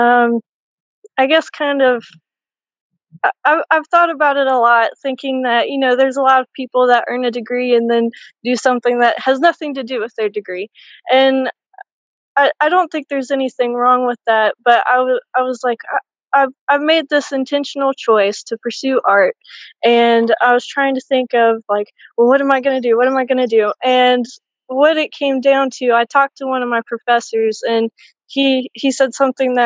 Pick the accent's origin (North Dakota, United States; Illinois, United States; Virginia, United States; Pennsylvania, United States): Virginia, United States; Floyd; I'm from Floyd, Virginia